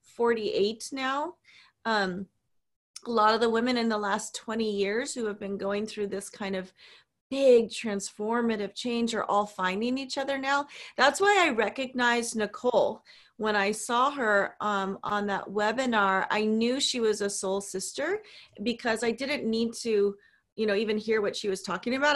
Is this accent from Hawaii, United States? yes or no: yes; Hawaii, United States; we were raised in Hawaii